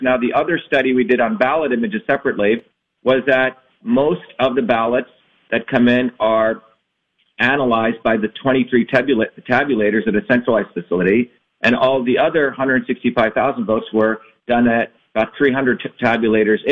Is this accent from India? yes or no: yes; India; now in United States; I was born originally in India